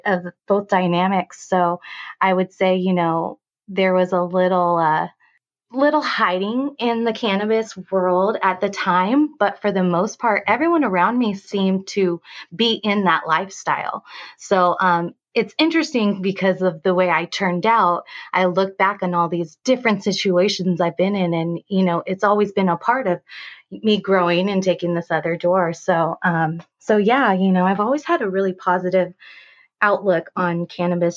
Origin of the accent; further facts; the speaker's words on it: Pasadena, California, United States; now in Vista, United States; I am originally from the Pasadena area